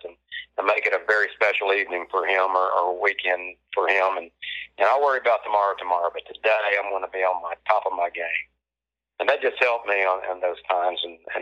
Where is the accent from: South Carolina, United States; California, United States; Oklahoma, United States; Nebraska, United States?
Oklahoma, United States; Hera; I grew up in Hera, Oklahoma, the big metropolis of Hera.